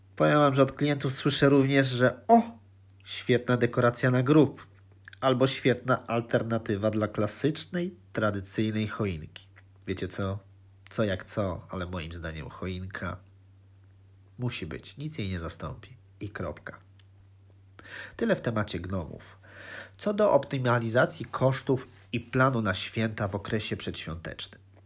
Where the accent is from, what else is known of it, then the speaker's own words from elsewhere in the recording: Lublin, Lublin Voivodeship, Poland; now in Netherlands; urodziłem się w Lublinie